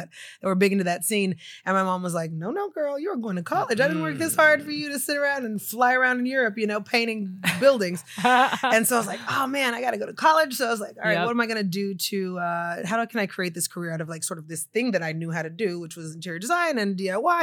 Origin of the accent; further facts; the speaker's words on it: Oklahoma City, Oklahoma, United States; moved away; I was born and raised in Oklahoma City in like the 80s and 90s.